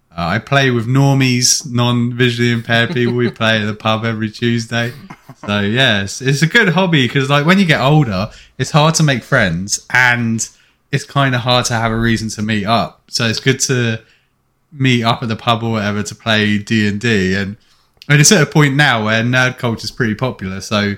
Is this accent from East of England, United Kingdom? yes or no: yes; Luton, East of England, United Kingdom; moved away as an adult; now in Canada; back in Luton Town, off and on. And then I fucked off to Canada when I was, like, 20, which is why my accent's a wee bit fucked at times.